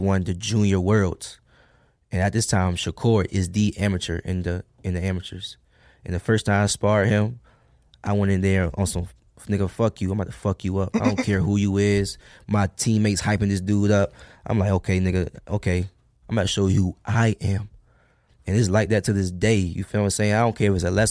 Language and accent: English; Norfolk, Virginia, United States; moved away; also born or lived in Alexandria, Virginia; I'm from Norfolk, Virginia, one of the worst cities in Virginia.